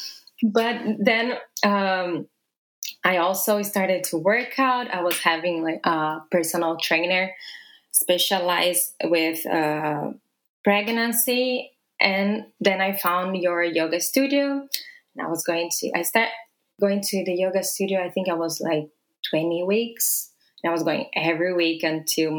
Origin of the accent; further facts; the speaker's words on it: Brazil; also born or lived in Italy / Paris / London / Japan; now in New York, United States; So I'm Brazilian. I was born and raised in Brazil.